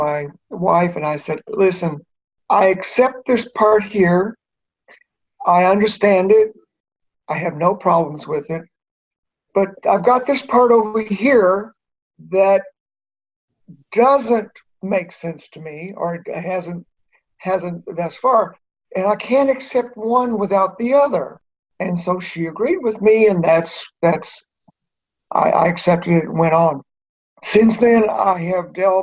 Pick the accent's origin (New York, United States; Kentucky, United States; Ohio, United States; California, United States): Kentucky, United States; moved away as an adult; also born or lived in Iowa; I was raised in Kentucky in a very fundamentalist, conservative environment